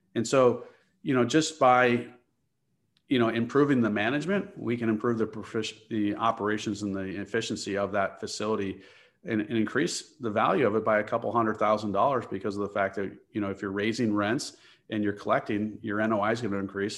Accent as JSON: {"language": "English", "town": "Chicago", "region": "Illinois", "country": "United States", "tie": "born or raised there", "said": "I grew up in the Chicagoland area"}